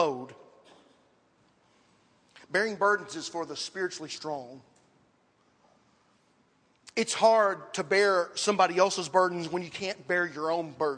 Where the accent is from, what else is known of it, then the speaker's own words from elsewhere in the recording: Dixon, United States; where I grew up in Dixon